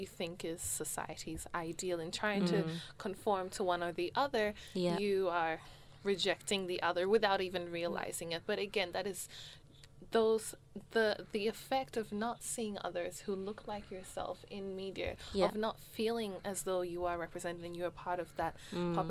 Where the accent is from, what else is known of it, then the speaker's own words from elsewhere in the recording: Australia; I'm an Australian